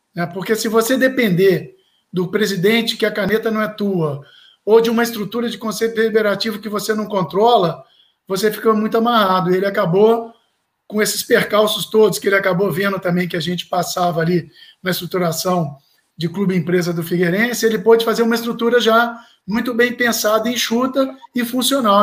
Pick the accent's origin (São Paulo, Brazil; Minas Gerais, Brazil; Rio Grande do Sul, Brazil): Minas Gerais, Brazil; Belo Horizonte; eu sou de Belo Horizonte, a terra da montanha, que é Minas Gerais, né?